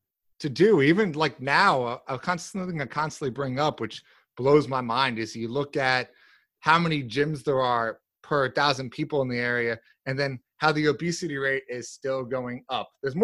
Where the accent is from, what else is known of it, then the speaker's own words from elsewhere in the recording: Mount Sinai, New York, United States; New York, Long Island.